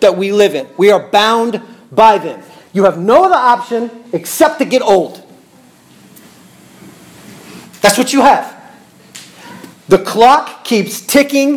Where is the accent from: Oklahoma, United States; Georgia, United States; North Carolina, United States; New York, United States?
Oklahoma, United States; Bartlesville; I was born in Bartlesville, Oklahoma.